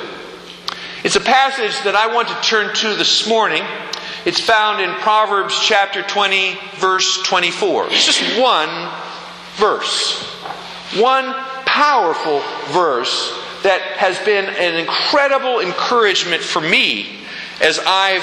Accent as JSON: {"language": "English", "region": "Pennsylvania", "country": "United States", "said": "I'm from Pennsylvania"}